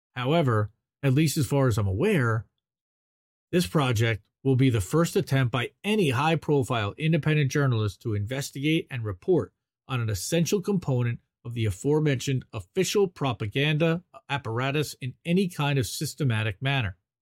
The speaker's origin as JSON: {"language": "English", "region": "New Jersey", "country": "United States", "said": "I'm from New Jersey"}